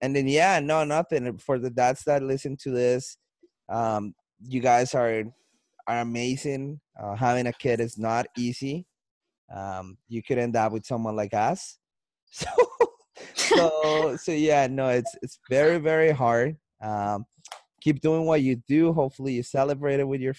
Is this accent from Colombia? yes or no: yes; Colombia; accent: Colombian; now in Canada; I sound like I'm not in Canada. I sound like I'm in Colombia because my accent, but I'm in Canada